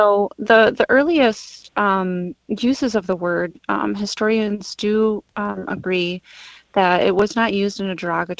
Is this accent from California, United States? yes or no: no; Traverse City, Michigan, United States; I'm more particularly from the Grand Traverse Band of Odawa and Ojibwe in Traverse City.